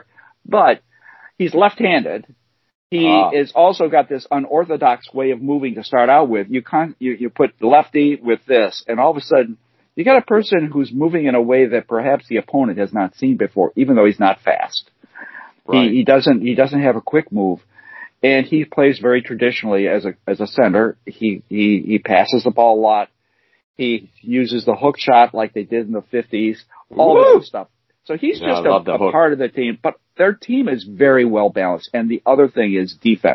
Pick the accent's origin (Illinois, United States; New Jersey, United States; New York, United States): Illinois, United States; Chicago; I'm from Chicago, are living in Chicago, and been here